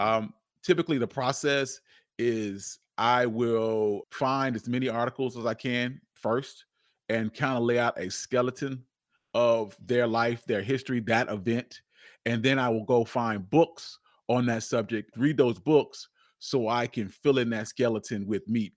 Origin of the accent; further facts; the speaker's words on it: Charlotte, North Carolina, United States; I'm born and raised, I'm born and raised in Charlotte, North Carolina